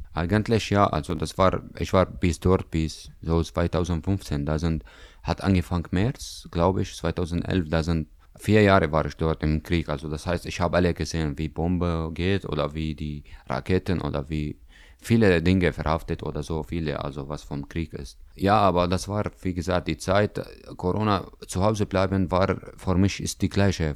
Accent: Damascus, Damascus Governorate, Syria; German is a second language; now in Greifswald, Germany; ich komme aus Syrien, aus Damaskus

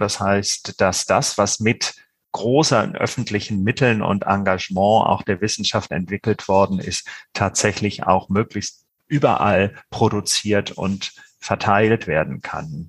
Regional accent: Germany; bei uns in Deutschland

